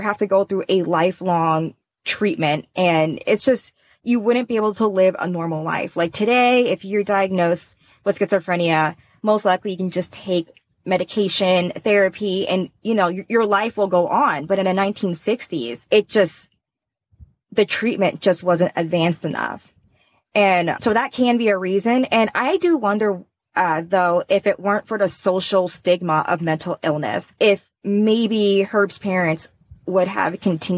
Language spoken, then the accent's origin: English; Indiana, United States; I'm from Indiana